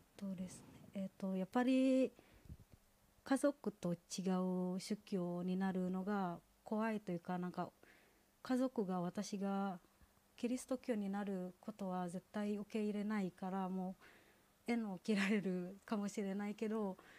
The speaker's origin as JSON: {"language": "Japanese", "country": "Indonesia", "second_language": "Japanese", "moved": "as an adult", "lives_now": "Japan", "said": "インドネシアから来た"}